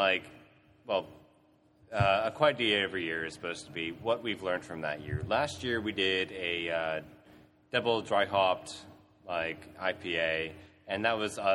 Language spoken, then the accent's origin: English; Canada; now in Australia; I'm from Canada